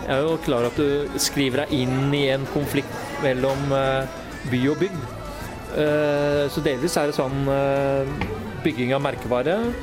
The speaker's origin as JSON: {"language": "Norwegian", "region": "Oslo", "country": "Norway", "tie": "born or raised there", "said": "Jeg er født og oppvokst i Oslo"}